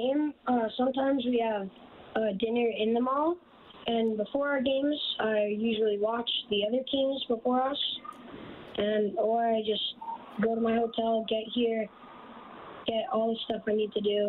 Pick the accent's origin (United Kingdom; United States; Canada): Canada; Airdrie, Alberta; I'm from Airdrie, Alberta.